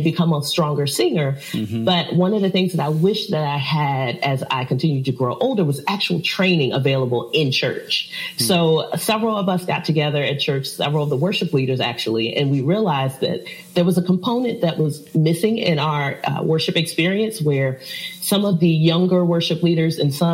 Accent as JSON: {"language": "English", "town": "Richmond", "region": "Virginia", "country": "United States", "moved": "as an adult", "lives_now": "Chesapeake, United States", "said": "I am originally from Richmond, Virginia, and I moved down to Chesapeake about almost 8"}